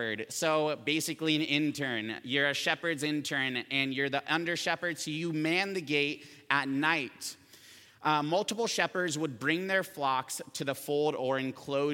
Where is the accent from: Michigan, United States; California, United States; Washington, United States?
California, United States; Camarillo; I grew up here in Camarillo